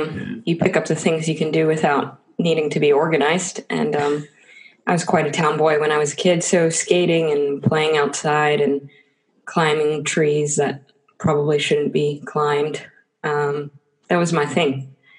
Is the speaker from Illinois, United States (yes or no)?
no; Tampa, Florida, United States; Yeah, well, I think that half of New York City moves to Florida.